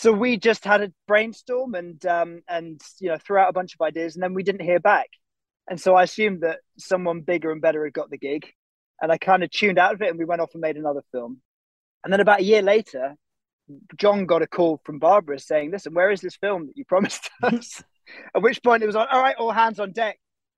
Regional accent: England, United Kingdom; from growing up in England

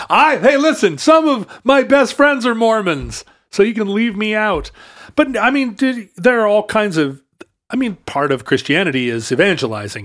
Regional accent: Alaska, United States; moved away; also born or lived in Seattle; I grew up in Alaska

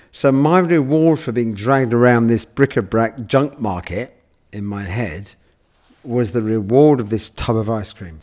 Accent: London, United Kingdom; I grew up in London, near Paddington

